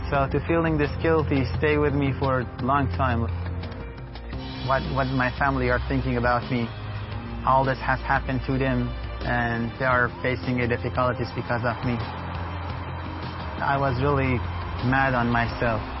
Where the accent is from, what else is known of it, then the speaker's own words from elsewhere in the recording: Sanandaj, Kurdistan, Iran; now in Kurdistan Region, Iraq; I'm originally from Iran, from Kurdistan, Sana'a and since 2003, I'm living as a refugee in Kurdistan of Iraq. The reason that because we converted to Christianity